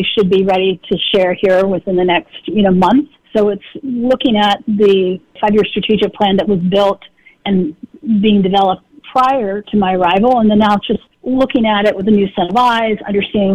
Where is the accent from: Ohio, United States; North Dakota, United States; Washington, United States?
Washington, United States; moved away; in my home state, that I would be working on a portfolio of wines that were here in Washington.